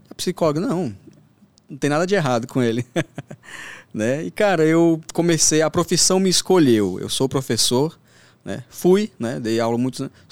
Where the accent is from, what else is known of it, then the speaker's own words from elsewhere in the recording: Northeast Region, Brazil; born there; Eu, um, pouca gente sabe, inclusive, mas eu vim do Nordeste.